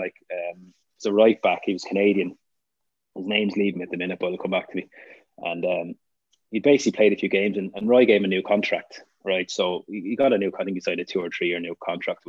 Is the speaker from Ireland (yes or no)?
yes; Ireland; being Irish